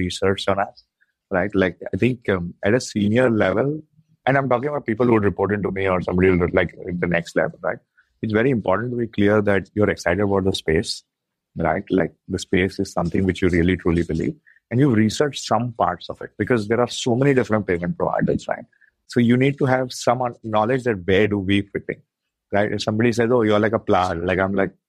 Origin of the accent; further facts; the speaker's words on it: India; being Indian